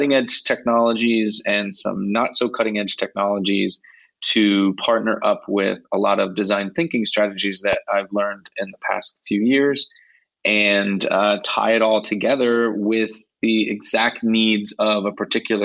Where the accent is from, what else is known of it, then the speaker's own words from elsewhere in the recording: Ohio, United States; moved away as an adult; also born or lived in Virginia; now in Madrid, Spain; I'm originally from the States. I grew up in Ohio, and I taught in Virginia